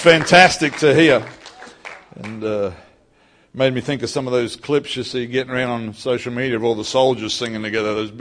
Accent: North Queensland, Australia; also born or lived in Ellenbrook, Western Australia; now in Perth, Australia; I grew up in North Queensland

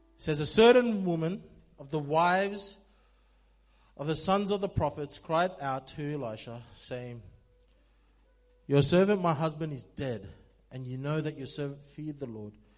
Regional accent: Sydney, New South Wales, Australia; I'm from Sydney

